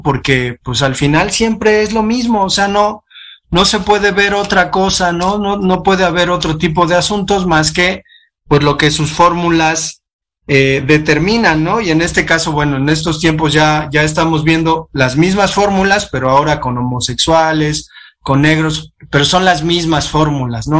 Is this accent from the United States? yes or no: no; Mexico; nosotros como mexicanos